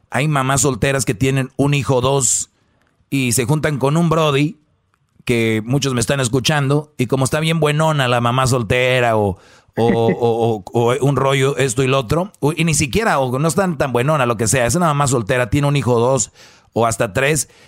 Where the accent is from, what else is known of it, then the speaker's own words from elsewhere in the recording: Huehuetenango, Guatemala; now in Colorado, United States; Ah, de Huehuetenango.